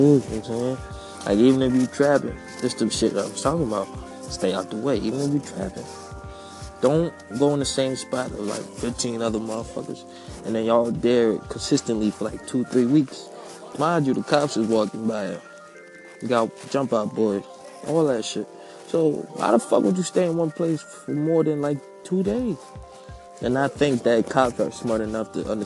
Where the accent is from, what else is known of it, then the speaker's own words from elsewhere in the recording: Philadelphia, Pennsylvania, United States; I was raised up in West Philly